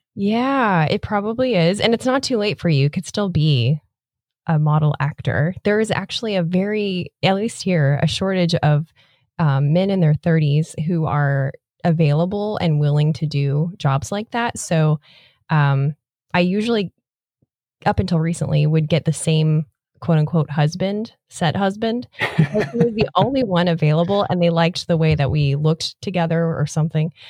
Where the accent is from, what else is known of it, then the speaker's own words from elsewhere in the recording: Nebraska, United States; now in Florida, United States; Growing up in Nebraska